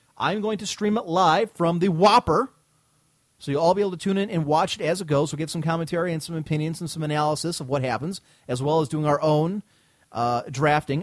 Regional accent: United States; as Americans

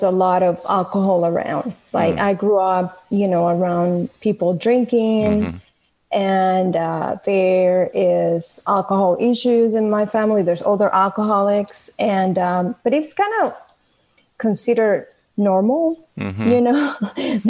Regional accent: Venezuela; moved away as an adult; now in United States; I was born in Venezuela.

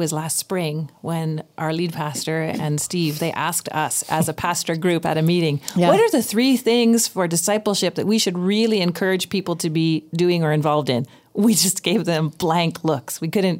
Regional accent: Vancouver, British Columbia, Canada; And it's a real challenge for me because I grew up in Vancouver.

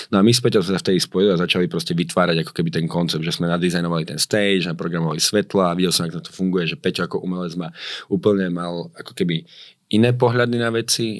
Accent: Slovakia; moved away as an adult; also born or lived in Miami, United States; jak som prišiel na Slovensko naspäť, ja som medzi tým chodil do školy, akože už iba na tú maturitu

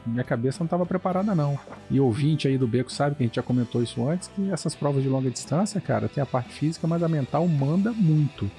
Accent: Vila Velha, Espírito Santo, Brazil; o Renato, o Valdir, o Douglas e eu, nós somos aqui do Espírito Santo, Vila Velha

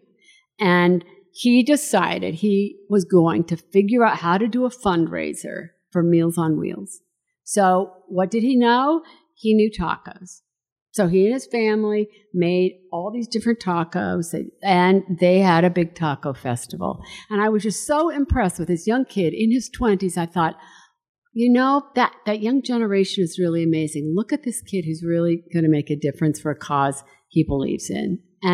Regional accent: Salt Lake City, Utah, United States; I grew up in Salt Lake. Yeah. I grew up right here in Salt Lake

